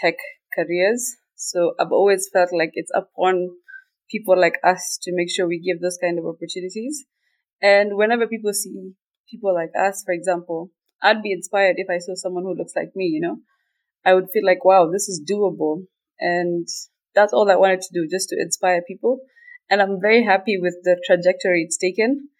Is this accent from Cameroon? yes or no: no; Kenya; first language Somali; English is a second language; moved away as an adult; also born or lived in Turkey / Italy